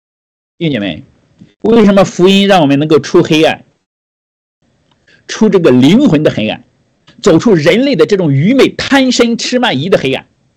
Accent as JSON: {"language": "Chinese", "country": "China", "said": "对我们每个人，不光是新中国，这甚至我们中国人，都是一个非常好的提醒。"}